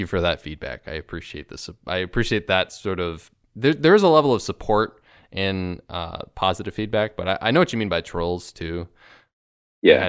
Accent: Chicago, Illinois, United States; I'm from Chicago

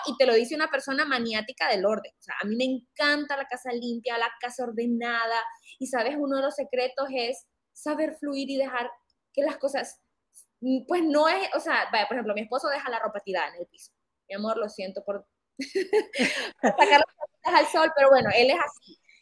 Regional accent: Honduras; soy una fotógrafa hondureña

